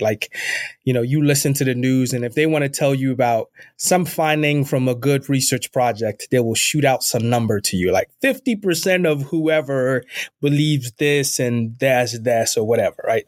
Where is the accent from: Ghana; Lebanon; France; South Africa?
Ghana; also born or lived in Northeast United States / Midwest United States; now in United States; I was born and raised in Ghana, West Africa. I'm an immigrant in this country, uh, and I've lived most of my time in the U S in the Northeast and in the Midwest